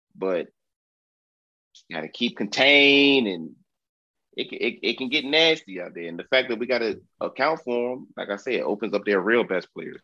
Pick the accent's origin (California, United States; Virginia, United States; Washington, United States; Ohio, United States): Virginia, United States; Southeast; I'm from Southeast Virginia